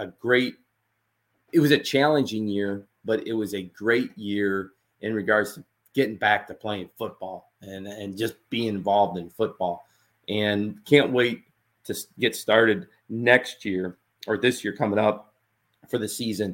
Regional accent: Utica, New York, United States; moved away as an adult; also born or lived in Hammond, Louisiana; my hometown is Utica, New York

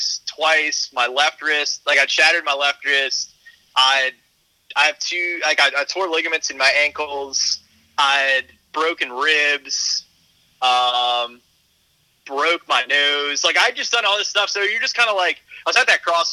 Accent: Harahan, Louisiana, United States; where I grew up in Harahan.

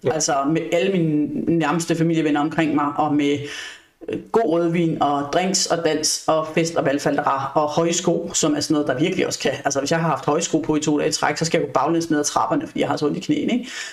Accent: Odense, Southern Denmark, Denmark; now in Frederiksberg, Denmark; jeg er oprindeligt fra Odense

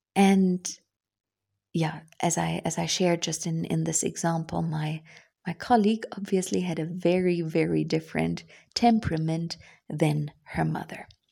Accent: Germany; English is a second language; as a German

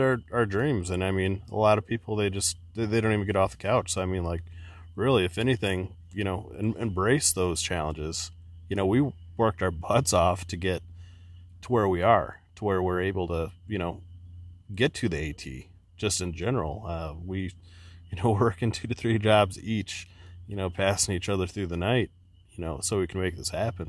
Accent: Midwest, United States; we're from the Midwest

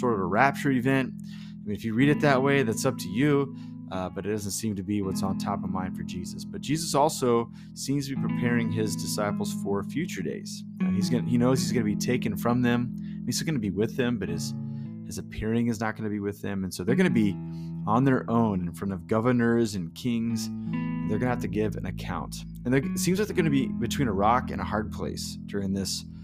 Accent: United States; as an American

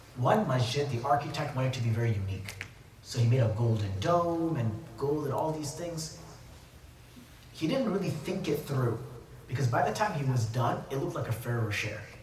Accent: Saudi Arabia; moved away; also born or lived in United States; I grew up in Saudi, there's that one element of my memories of Saudi, and then there's that when I came, when I was living in America or studying

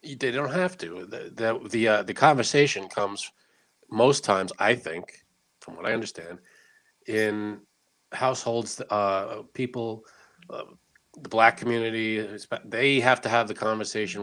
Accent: United States; I'm an American with Italian descent

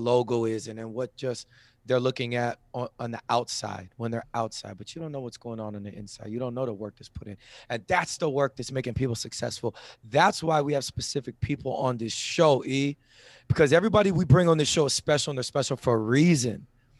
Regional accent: Jamaica; I'm a Jamaican. I got jobs.

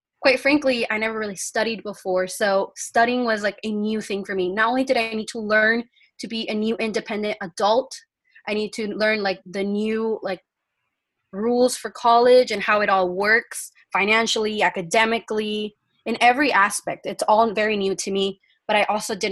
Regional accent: Yuma, Arizona, United States; first language Spanish; English is a second language; I am from Yuma, Arizona. I graduated from COFA High

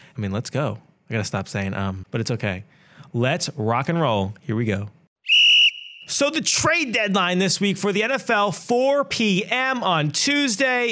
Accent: United States; I'm a local guy, as we know, I'm from New York, New Jersey.

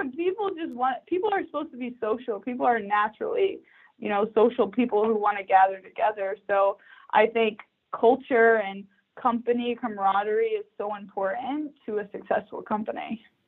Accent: Texas, United States; born or raised there; moved away as an adult; also born or lived in New York

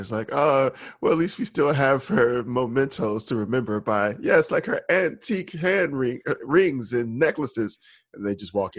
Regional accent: Alabama, United States; So I think part of that is also like, remember, I grew up in Alabama, but I don't like the accent.

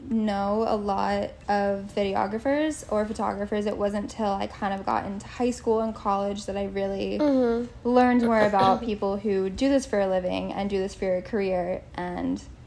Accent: Virginia, United States; moved away as an adult; also born or lived in South Carolina; now in Charleston, United States; I'm from Virginia, and so it's still drivable and still close to home

